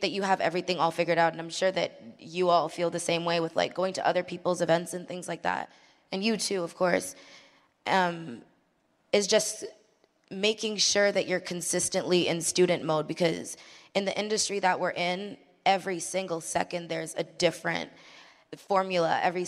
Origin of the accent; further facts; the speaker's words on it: Mississauga, Ontario, Canada; there aren't many female DJs in Toronto. That's where I'm from. I'm from Toronto. Well, Mississauga, specifically.